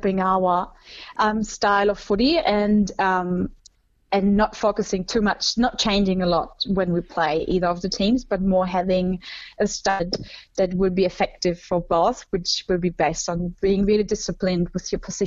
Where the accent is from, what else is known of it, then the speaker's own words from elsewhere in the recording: Germany; my home country that I'm obviously also have a strong connection